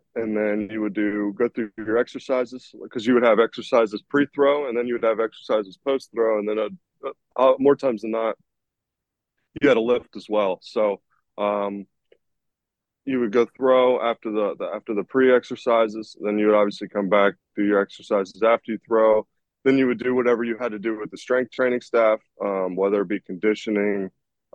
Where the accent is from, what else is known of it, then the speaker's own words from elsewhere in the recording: Columbus, Ohio, United States; I'm from Columbus, Ohio